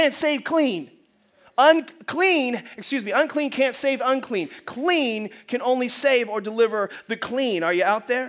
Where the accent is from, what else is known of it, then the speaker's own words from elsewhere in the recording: United States; we are as American Christians